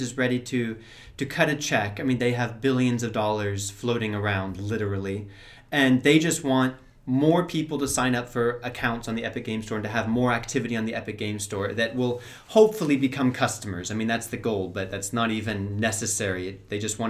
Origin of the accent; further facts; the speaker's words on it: California, United States; now in Prague, Czech Republic; I'm from California and I'm living in Prague now